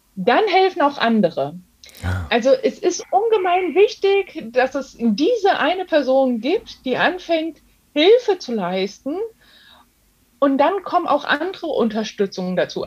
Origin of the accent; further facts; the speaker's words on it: Germany; also born or lived in Darmstadt-Dieburg, Hesse; bei uns in Deutschland